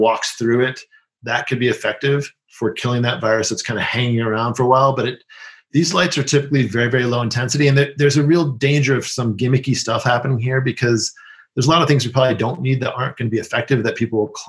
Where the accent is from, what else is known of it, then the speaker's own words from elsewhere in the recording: New York City, New York, United States; I grew up in New York City